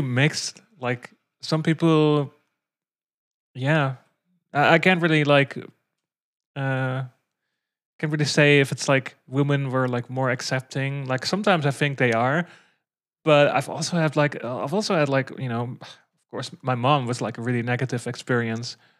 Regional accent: Netherlands; I'm from the Netherlands

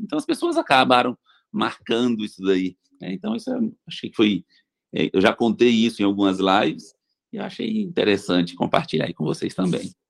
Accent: Bahia, Brazil; moved away as an adult; now in São José do Rio Preto, Brazil; Eu vim da Bahia para fazer faculdade em São José do Rio Preto

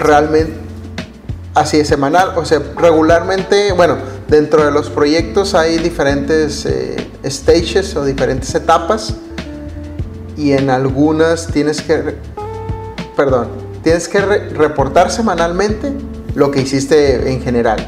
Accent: Mexico; nosotros como mexicanos

